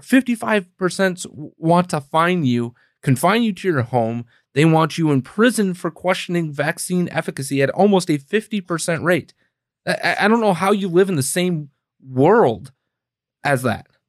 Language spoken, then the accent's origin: English; Wisconsin, United States; now in Illinois, United States; we're both from Wisconsin originally